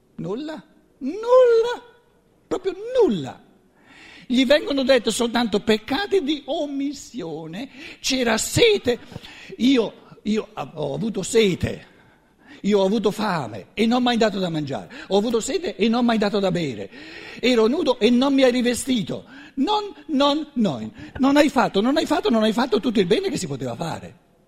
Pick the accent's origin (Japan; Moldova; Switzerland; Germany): Germany; Black Forest, Baden-Württemberg; tutto bello tedesco, vengo dalla Selva Nera